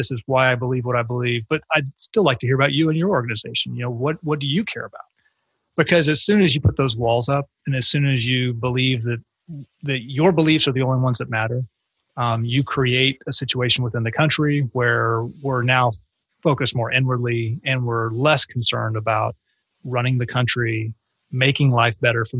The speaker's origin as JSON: {"language": "English", "region": "Texas", "country": "United States", "tie": "born or raised there", "said": "if you had told me when I was a kid growing up in North Texas"}